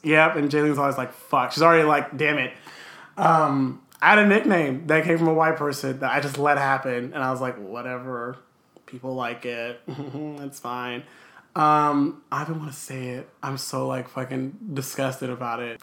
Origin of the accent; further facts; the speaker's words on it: Los Angeles, California, United States; also born or lived in Downey; I was born in Los Angeles nearly 27 years ago